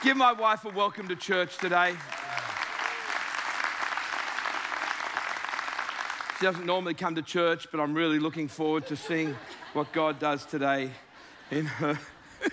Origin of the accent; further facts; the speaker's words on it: Sydney, New South Wales, Australia; I'm from the South. The deep South, down in Sydney, Australia.